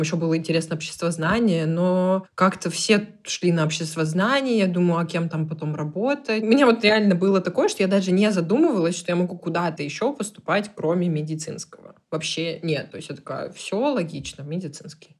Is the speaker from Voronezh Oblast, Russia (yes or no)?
no; Perm, Perm Krai, Russia; moved away as an adult; also born or lived in Moscow; я сама из Перми